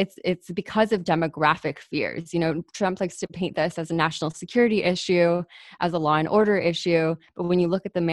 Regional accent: California, United States; growing up in California and internalizing a lot of that white supremacy as a Mexican-American and Puerto Rican woman.

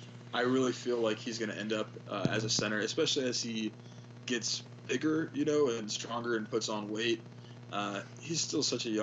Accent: Bay Area, California, United States; I grew up in the Bay Area

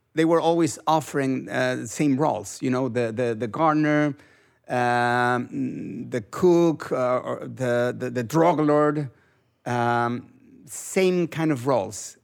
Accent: Mexico; English is a second language

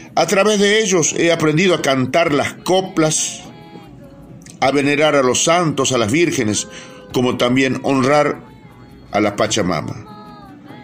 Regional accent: Purmamarca, Jujuy, Argentina; nací hace 75 años en Chalala, localidad de Purmamarca, provincia de Jujuy

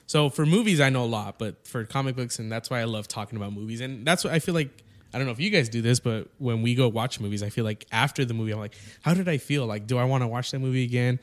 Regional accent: Yuma, Arizona, United States; I'm from Yuma, so, like, there's nothing happening out there.

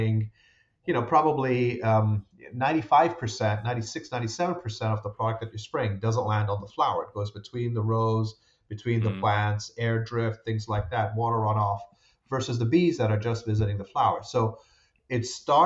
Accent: Rome, Lazio, Italy; moved away; I grew up in Rome in Italy. My dad worked at the FAO, Food and Agriculture okay. Organization, for a number of years.

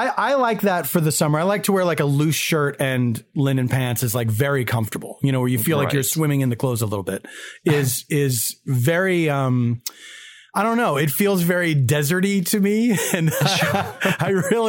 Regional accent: Philadelphia, Pennsylvania, United States; moved away; I come from Philadelphia, which is a place of humidity.

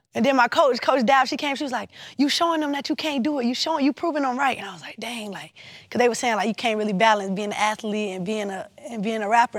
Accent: Savannah, Georgia, United States; I'm from Savannah, Georgia. We gonna talk how we wanna talk

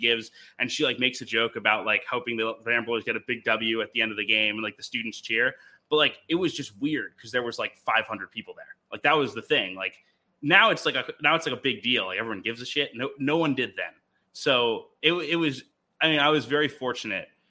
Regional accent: Albany, New York, United States; I grew up in Albany, New York, and it is as like normal suburbia as you could possibly imagine.

